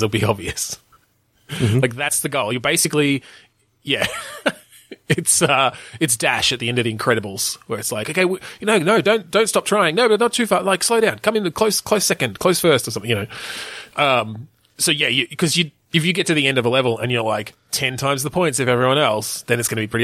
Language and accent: English; Australia; We're Australian